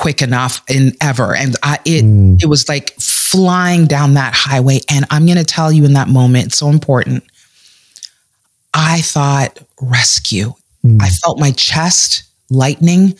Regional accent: Canada; also born or lived in West Indies (Caribbean heritage); here in Canada

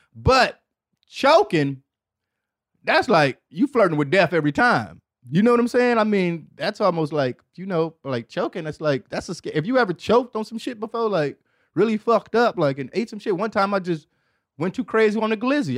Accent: Detroit, Michigan, United States; I'm from Detroit.

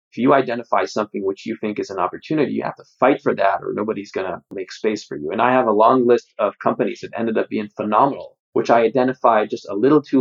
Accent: Israel; moved away as an adult; also born or lived in Switzerland / Paris, France; now in San Francisco, United States; I was in Israel until I was 27, except for kind of the ages of 3 to 6, where I was in Switzerland

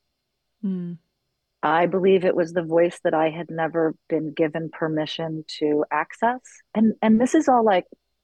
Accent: New York City, New York, United States; moved away as an adult; now in Los Angeles, United States; I was born and raised in New York City, in the city, in the West Village.

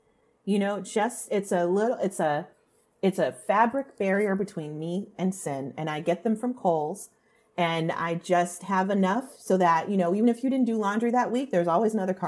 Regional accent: California, United States; I grew up in Orange County, California.

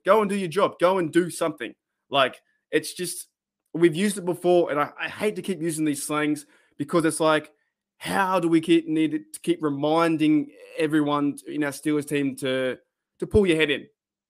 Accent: Central Coast, New South Wales, Australia; accent: Australian; We in Australia, as you guys already know from my voice and my accent and the way how I speak

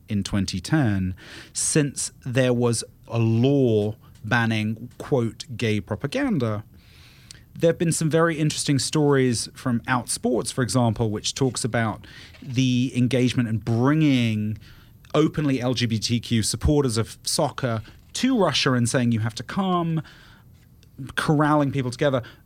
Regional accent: United Kingdom; moved away; I'm British

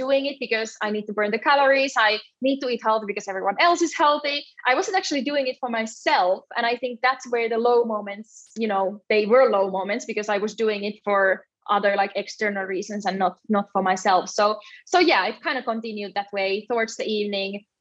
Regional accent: Finland; also born or lived in south of Spain; now in Spain; I'm originally from Finland, but yeah, I live in the south of Spain

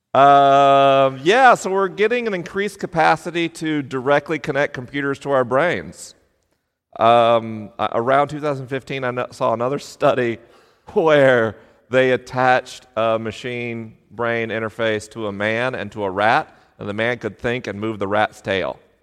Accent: Tallahassee, Florida, United States; moved away; I was popular at school in Tallahassee, Florida, home of the Seminoles

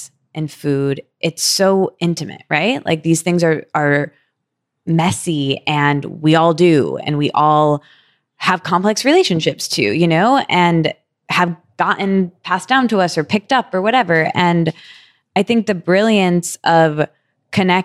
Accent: Michigan, United States; I'm from Michigan where we don't have Carl's Jr.

